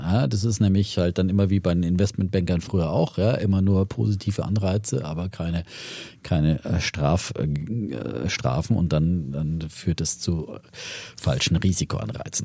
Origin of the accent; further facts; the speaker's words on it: near Ellwangen and Nördlingen, Franconia, Germany; moved away; wir sind ja äh, da in Franken, da hart an der Grenze